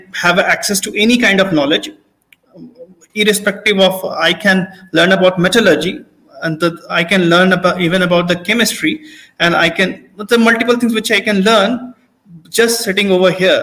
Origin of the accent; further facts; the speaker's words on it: Hazaribagh, Jharkhand, India; I come from Hazaribagh and nearby villages